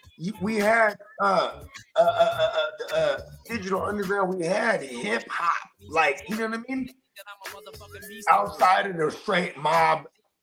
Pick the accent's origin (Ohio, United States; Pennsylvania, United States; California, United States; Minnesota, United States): California, United States; the Bay Area; growing up in the Bay